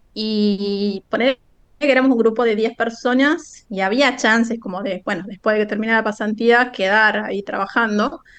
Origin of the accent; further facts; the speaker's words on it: Santiago del Estero, Argentina; no soy de Buenos Aires, como que por ahí capaz que no se imaginaban que era de, tan, tan, tan al interior